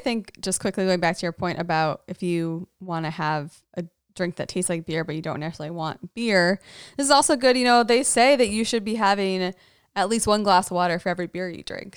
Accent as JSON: {"language": "English", "region": "Massachusetts", "country": "United States", "said": "we're from Massachusetts"}